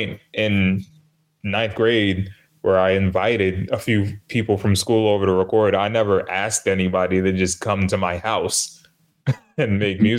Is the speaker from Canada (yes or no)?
no; New York City, New York, United States; I'm from New York